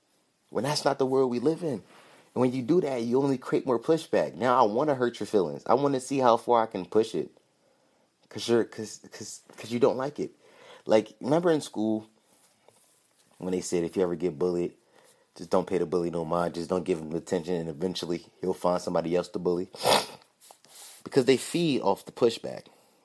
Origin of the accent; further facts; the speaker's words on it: Philadelphia, Pennsylvania, United States; But the kid, like, he's a Philly guy, and I'm from Philly, and I've been in Chinatown in Philadelphia, and I seen ducks hanging in windows.